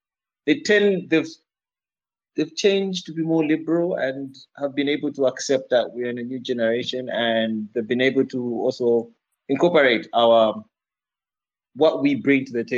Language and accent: English; Zambia; I'm from Zambia